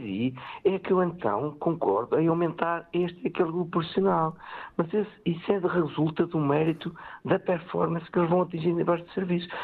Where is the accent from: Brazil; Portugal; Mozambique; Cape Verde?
Portugal; Benedita, Leiria District; Eu sou da Benedita, tenho aqui empresas com mais de 50 anos